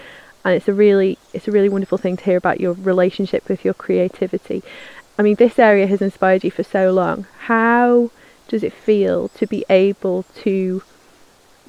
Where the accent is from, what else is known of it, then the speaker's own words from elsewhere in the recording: United Kingdom; we're British, humility is a very valued quality